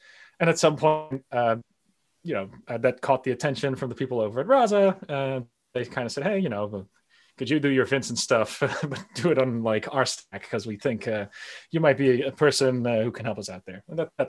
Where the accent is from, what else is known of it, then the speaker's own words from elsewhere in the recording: Netherlands; also born or lived in United States; I was raised bilingually. So I was born in the United States, lived there for a little bit, that I did most of my youth here in the Netherlands, but I definitely traveled to the United States, and that's where the accent comes from.